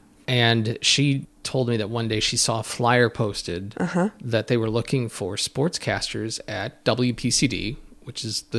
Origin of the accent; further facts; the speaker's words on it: Chicago, Illinois, United States; Growing up in Chicago, you hear all these icons of radio broadcasting